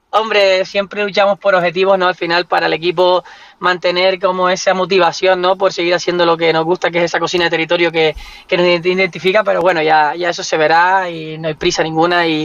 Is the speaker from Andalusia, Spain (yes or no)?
no; Canary Islands, Spain; Sobre todo como canarios